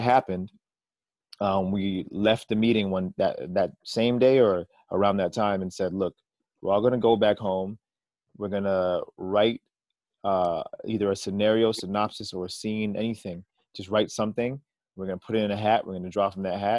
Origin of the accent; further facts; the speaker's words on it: Canada; as Canadian artists